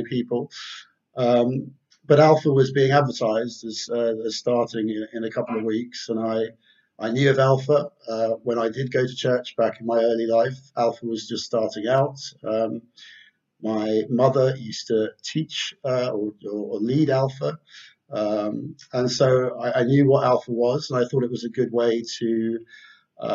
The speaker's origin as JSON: {"language": "English", "region": "London", "country": "United Kingdom", "tie": "born or raised there", "also_born_or_lived": "Surrey", "said": "I grew up in London. Grew up in London and Surrey mainly."}